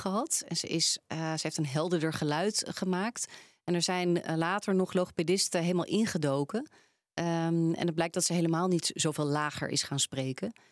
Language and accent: Dutch; Randstad, Netherlands; Ze horen waarschijnlijk ook dat ik ben opgegroeid in de Randstad.